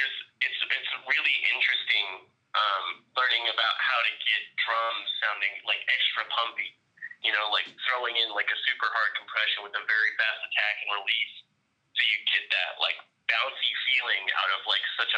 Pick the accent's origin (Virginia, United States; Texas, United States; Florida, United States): Texas, United States; Dallas; I'm from Dallas, Texas.